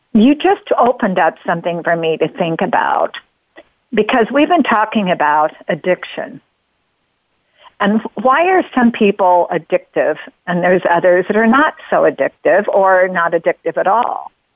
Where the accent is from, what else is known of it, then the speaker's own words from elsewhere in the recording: Oregon, United States; I come from Oregon. Uh, I'm uh, born in Oregon. We love water in Oregon. We live in the famous Rogue Valley